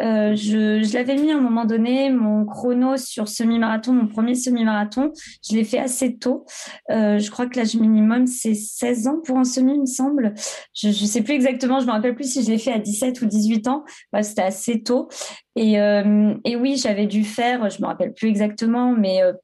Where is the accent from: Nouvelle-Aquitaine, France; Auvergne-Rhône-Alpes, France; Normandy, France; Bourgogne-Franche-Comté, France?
Nouvelle-Aquitaine, France; Creuse; moved away as an adult; also born or lived in Clermont-Ferrand; now in Bordeaux, France; je viens de la Creuse, j'habite à Bordeaux depuis maintenant 6 ou 7 ans. je suis venue pour mes études à Bordeaux